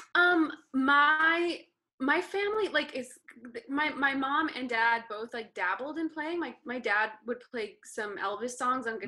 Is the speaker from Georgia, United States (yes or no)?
no; Las Cruces, New Mexico, United States; moved away as an adult; also born or lived in Ohio / New York City, New York; now in Los Angeles, United States; las cruces new mexico